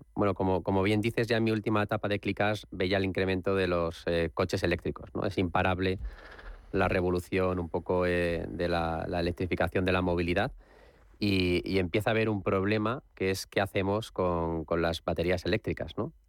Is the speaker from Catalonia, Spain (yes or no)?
no; Alicante, Valencian Community, Spain; also born or lived in Madrid; yo he vivido gran parte de mi, infancia en Alicante y para mí, aunque soy nacido en Madrid, pero me considero mitad